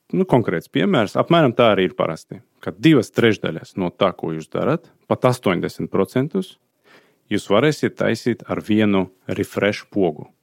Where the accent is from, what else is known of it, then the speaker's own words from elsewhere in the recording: Azerbaijan; Latvian is a second language; moved away as an adult; also born or lived in Sweden; now in Latvia; dzimtā puse man ir Azerbaidžāna